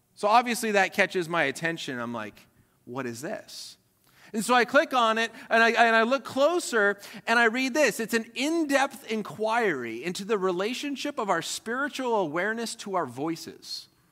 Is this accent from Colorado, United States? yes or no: yes; Colorado, United States; was born and raised in Colorado